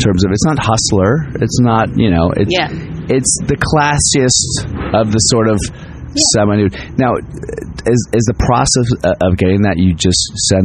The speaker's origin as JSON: {"language": "English", "region": "New York", "country": "United States", "tie": "born or raised there", "said": "I grew up in New York"}